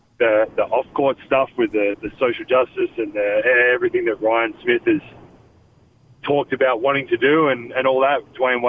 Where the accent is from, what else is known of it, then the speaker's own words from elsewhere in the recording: Australia; moved away as an adult; now in United States; Growing up in Australia, it wasn't a destination that I thought I would ever.